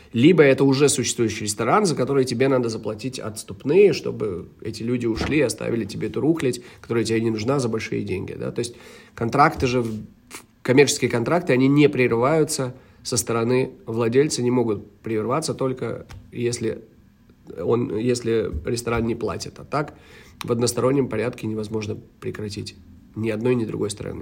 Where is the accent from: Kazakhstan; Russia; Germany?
Germany; Cologne, North Rhine-Westphalia; moved away as an adult; now in Riga, Latvia; я лично эм, вырос в Германии, провел свои э, тинейджа там, вот, как, когда с 2000, ой, с 91 по 99 год, даже с 90 -го года, все 90 я провел в, в городе Кёльне